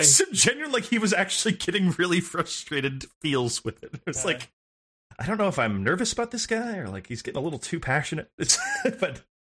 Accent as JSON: {"language": "English", "town": "Santa Monica", "region": "California", "country": "United States", "tie": "born or raised there"}